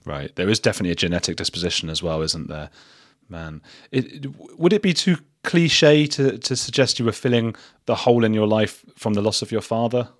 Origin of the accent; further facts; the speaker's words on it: England, United Kingdom; I'm English